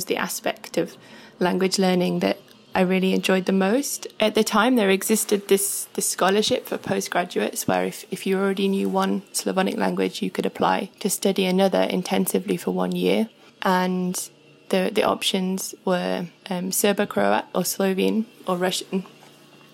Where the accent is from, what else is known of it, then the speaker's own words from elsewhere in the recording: Sheffield, Yorkshire and the Humber, United Kingdom; now in Wales, United Kingdom; I am currently based in Wales, but I'm originally from Sheffield.